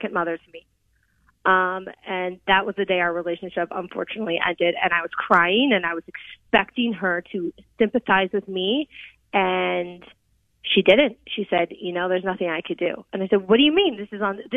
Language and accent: English; Columbus, Ohio, United States; now in Cleveland, United States; I grew up in Columbus, Ohio.